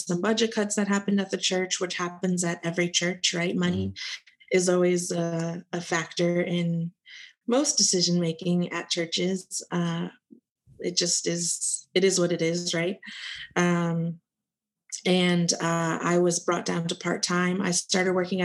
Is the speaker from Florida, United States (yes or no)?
yes; South Florida, United States; I'm from South Florida. Beautiful place that, you know, I live where you vacation